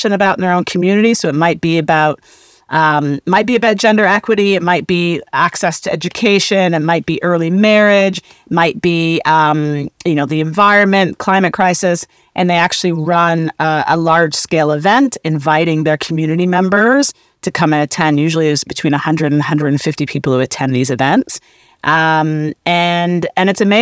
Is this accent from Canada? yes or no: yes; Canada; I'm Canadian. I grew up in a small town, an all-white town